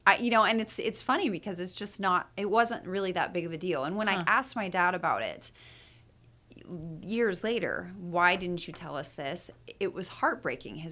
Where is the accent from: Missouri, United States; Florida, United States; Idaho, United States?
Idaho, United States; Meridian; moved away; also born or lived in Sparks, Nevada / Boise, Idaho; I went to high school in Meridian, Idaho.